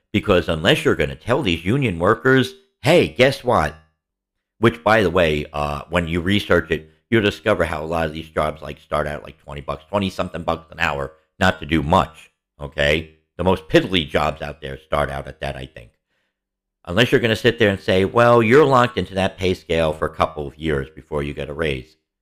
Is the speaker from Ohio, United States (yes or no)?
no; New York City, New York, United States; growing up in the Bronx.